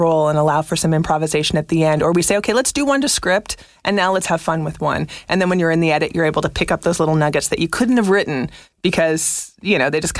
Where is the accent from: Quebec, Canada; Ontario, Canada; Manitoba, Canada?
Quebec, Canada; Montreal; I'm from Montreal.